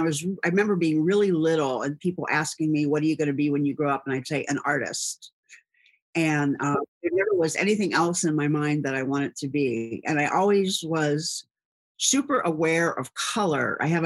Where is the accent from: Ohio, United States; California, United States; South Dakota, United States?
Ohio, United States; Cincinnati; And the area that I grew up here in Cincinnati on the west side is a lot of family-owned businesses.